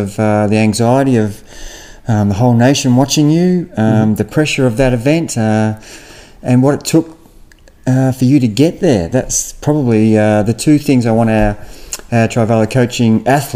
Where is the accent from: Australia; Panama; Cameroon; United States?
Australia; Warragul, Victoria; I grew up in Warrigal, which is only 20 minutes away from Moe.